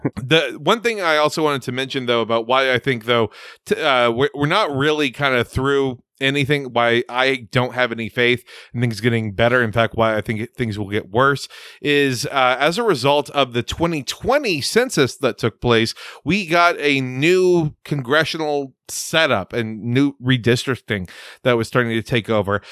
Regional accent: Rio Grande Valley, Texas, United States; moved away; also born or lived in Houston; I grew up in the Rio Grande Valley. My father was involved in the Republican Party

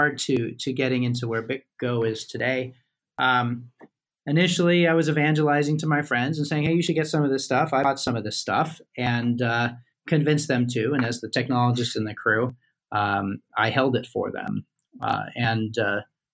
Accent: United States; I'm an American

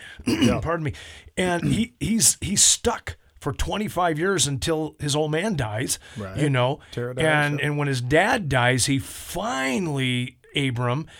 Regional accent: California, United States; now in Idaho Falls, United States; a California boy like me

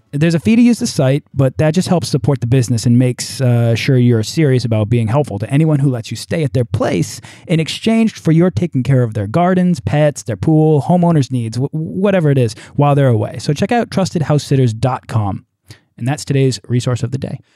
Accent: United States; we're both American

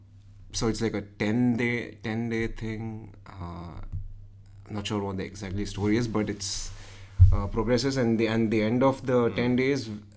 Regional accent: India; moved away as an adult; now in Arizona, United States; I'm basically from India. I just came here to do my graduate degree and in ASU.

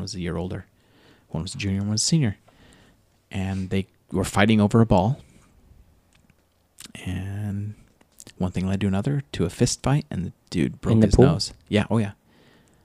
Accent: Utah, United States; moved away; where I grew up in Utah.

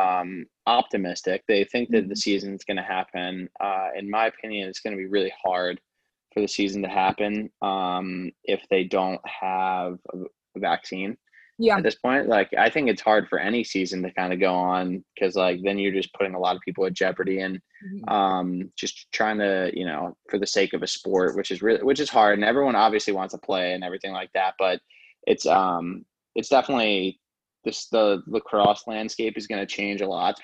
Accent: Baltimore, Maryland, United States; I'm from the Baltimore area, so I'm living in Baltimore right now

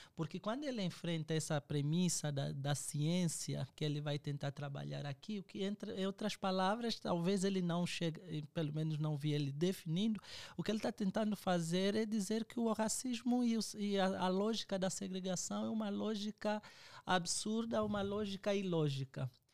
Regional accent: Angola; moved away as an adult; now in Brazil; eu sou angolano, estou uh, ah, aqui no Brasil já desde 2014

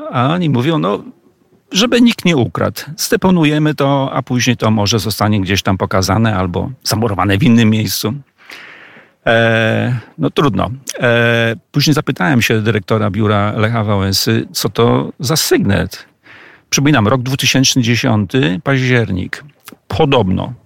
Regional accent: Przemyśl, Subcarpathian Voivodeship, Poland; Ja jestem mieszkańcem Przemyśla, urodziłem się w Przemyślu

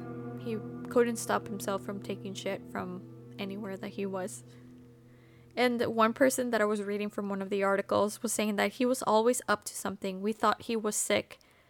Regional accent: Texas, United States; moved away; I know, I'm from Texas

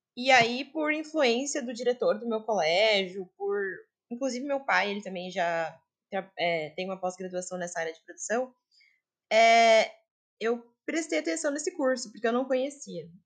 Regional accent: Joinville, Santa Catarina, Brazil; Eu sou de Joinville

